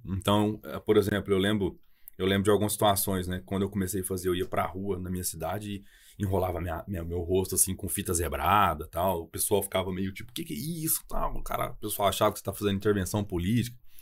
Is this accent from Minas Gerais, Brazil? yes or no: yes; Ituiutaba, Minas Gerais, Brazil; accent: mineiro; also born or lived in Brasília / Montreal; eu sou mineiro pelo sotaque, eu sou do Triângulo Mineiro